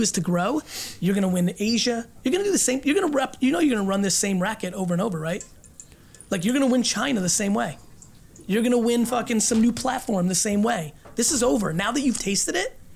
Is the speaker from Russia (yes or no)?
yes; Russia; moved away; I was born in Russia and lived in a studio apartment with this many family members